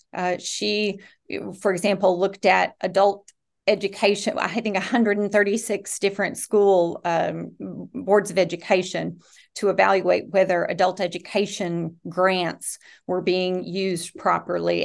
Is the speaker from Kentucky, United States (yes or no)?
yes; Rowan County, Kentucky, United States; I was born and raised in Rowan County